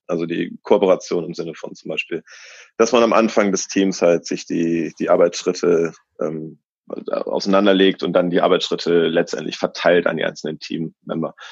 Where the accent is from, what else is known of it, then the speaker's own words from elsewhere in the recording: Germany; moved away as an adult; now in Australia; also sowohl Deutscher als auch Australier jetzt